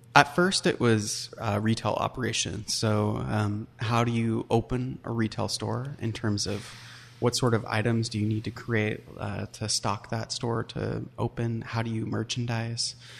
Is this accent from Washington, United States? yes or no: yes; Puyallup, Washington, United States; I grew up in Puyallup, Washington